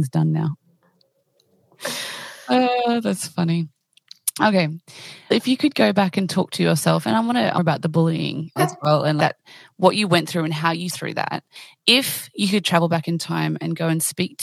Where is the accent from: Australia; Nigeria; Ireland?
Australia; I'm Australian